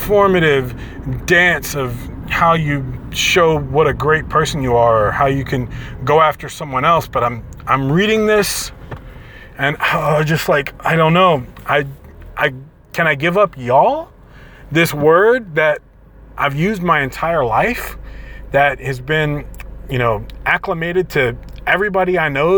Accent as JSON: {"language": "English", "region": "Southern Louisiana", "country": "United States", "tie": "born or raised there", "said": "I grew up in Southern Louisiana"}